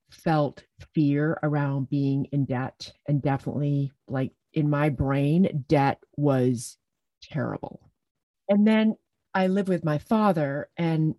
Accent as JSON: {"language": "English", "country": "Jamaica", "tie": "born or raised there", "also_born_or_lived": "England", "said": "my parents got divorced when I was 5, and we moved to Jamaica from England, and I grew up living with my dad"}